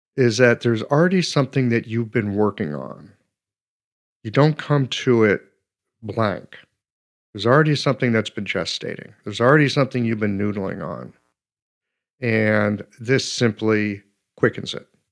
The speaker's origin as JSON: {"language": "English", "country": "United States", "said": "being an American"}